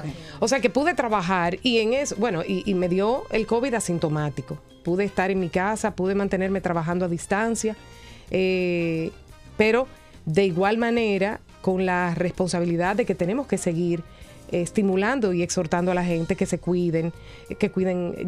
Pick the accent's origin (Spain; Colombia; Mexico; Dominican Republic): Dominican Republic; de nuestros dominicanos y dominicanas, de nuestros capitaleños